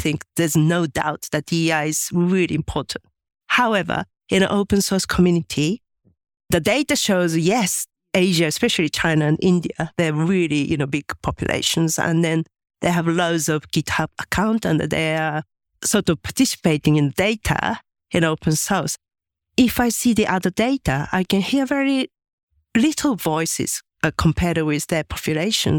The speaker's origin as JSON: {"language": "English", "country": "Japan", "tie": "born or raised there", "second_language": "English", "moved": "as an adult", "said": "I was born in Japan and, uh, my parents are very traditional and my mom was a housewife"}